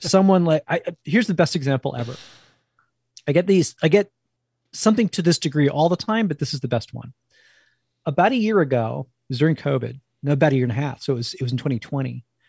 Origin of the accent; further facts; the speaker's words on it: New Jersey, United States; accent: East; moved away; I'm originally from New Jersey